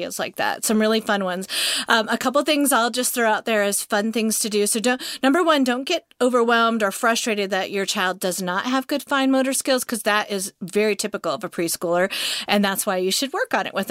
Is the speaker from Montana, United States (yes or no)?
yes; Montana, United States; now in Georgia, United States; I grew up in Montana, so it's not cold ever to me in Georgia